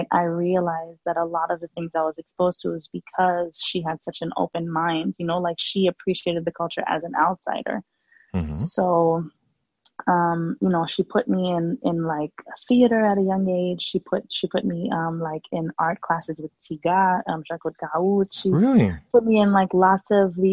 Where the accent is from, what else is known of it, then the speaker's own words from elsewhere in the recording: Haiti; also born or lived in New York; So when I moved to Haiti at 5, I was born in New York and then we moved down there